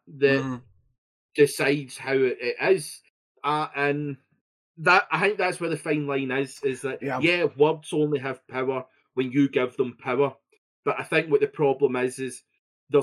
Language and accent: English; Scotland, United Kingdom; I'm Scottish